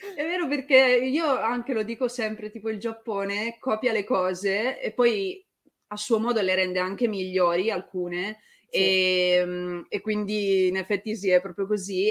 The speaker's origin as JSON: {"language": "Italian", "town": "Turin", "region": "Piedmont", "country": "Italy", "said": "io sono di Torino"}